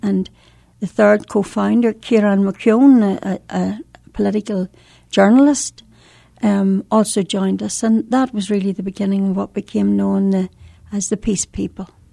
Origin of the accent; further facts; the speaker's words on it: Northern Ireland, United Kingdom; in Northern Ireland, we have, um, uh, two different traditions almost